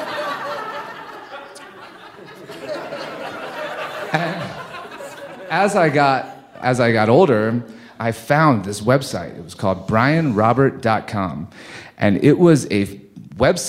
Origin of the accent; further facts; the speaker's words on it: Cincinnati, Ohio, United States; Growing up in Cincinnati, Ohio